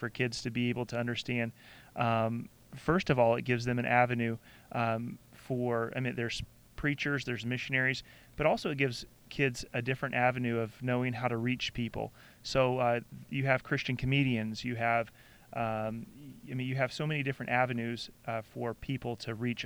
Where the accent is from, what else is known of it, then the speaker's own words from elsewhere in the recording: Southeast, United States; growing up in the Southeast